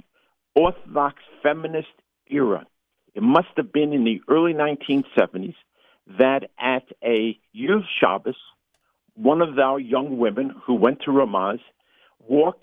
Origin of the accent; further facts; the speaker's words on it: New York City, New York, United States; I grew up in Parkchester